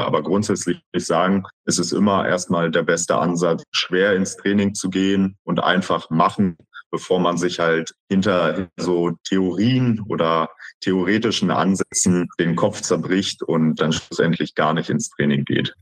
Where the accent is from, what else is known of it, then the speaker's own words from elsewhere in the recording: Berlin, Germany; ich komme ja aus Berlin, dass ich dort halt ein Einzelstudio, nämlich die XXXL Schmiede, gefunden habe und dort halt mit 14 schon im Studio anfangen konnte zu trainieren